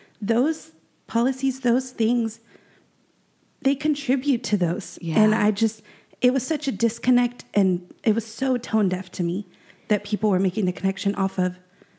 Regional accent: the South, United States; You know, I grew up in church. I grew up in the Bible Belt.

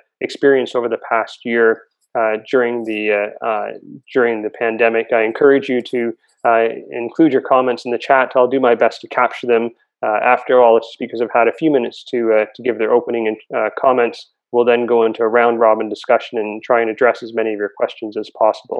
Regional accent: Toronto, Ontario, Canada; Toronto, my hometown

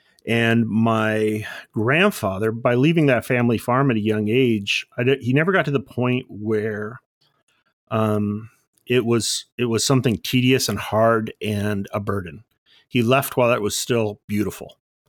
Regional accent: Bellflower, California, United States; Bellflower, California.

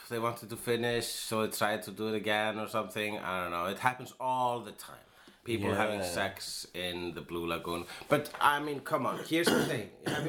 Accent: Iceland; If we say, I am an Icelander.

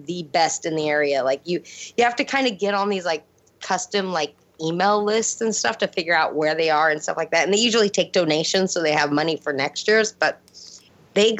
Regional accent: Auburn, Washington, United States; moved away; There's this town where I grew up in Auburn

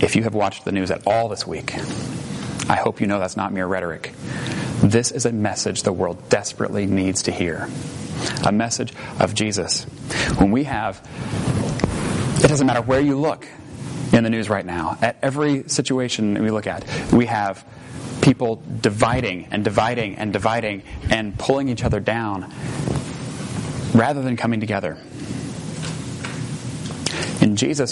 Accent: United States

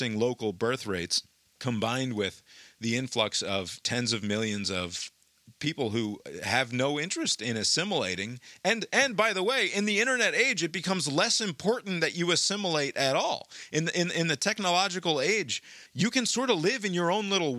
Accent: United States; I'm an American

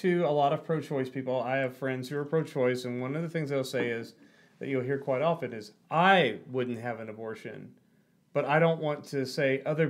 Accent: Arkansas, United States; I'm from Arkansas. We have all kinds of stupid idioms.

